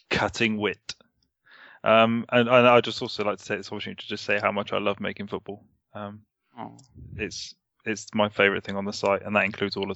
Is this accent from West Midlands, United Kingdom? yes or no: no; Surrey, South East England, United Kingdom; I'm not Cockney. I'm from Surrey.